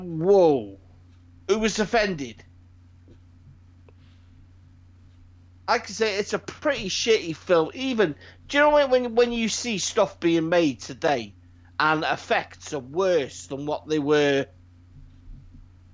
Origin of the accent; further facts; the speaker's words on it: Wales, United Kingdom; Growing up being Welshman, proud Welshman